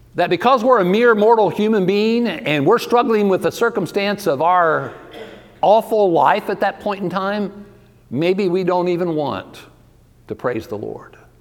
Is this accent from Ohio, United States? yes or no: yes; Ohio, United States; also born or lived in Georgia; now in Texas, United States; I'm originally from Ohio